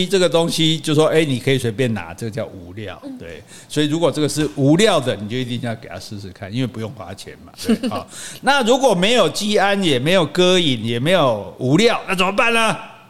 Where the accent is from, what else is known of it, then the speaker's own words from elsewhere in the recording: Taiwan; 我们台湾人